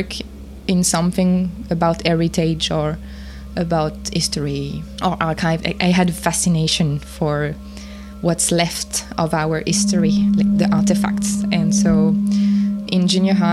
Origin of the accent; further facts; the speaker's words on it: near Paris, Île-de-France, France; I was raised near Paris